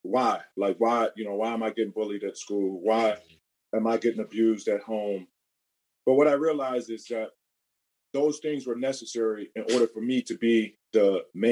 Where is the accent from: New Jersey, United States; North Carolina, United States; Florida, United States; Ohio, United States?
Ohio, United States; Cleveland; Born and raised in Cleveland, Ohio